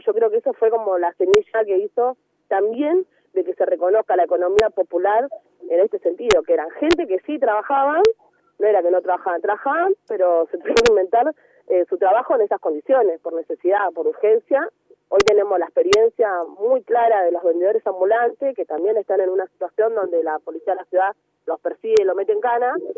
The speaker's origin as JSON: {"language": "Spanish", "town": "Villa Fiorito", "region": "Buenos Aires Province", "country": "Argentina", "tie": "born or raised there", "said": "yo nací y vivo en Villa Fiorito, em, que es un partido de Loma de Zamora"}